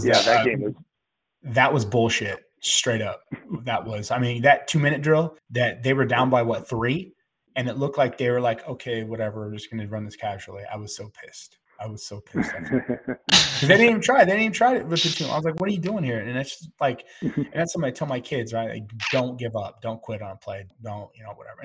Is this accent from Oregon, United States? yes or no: no; Grapevine, Texas, United States; moved away; I'm from Grapevine